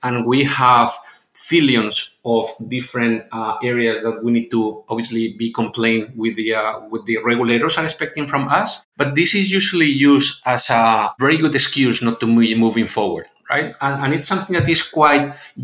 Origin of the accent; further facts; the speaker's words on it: Spain; moved away; my background is I'm from Spain, so my background is quite European one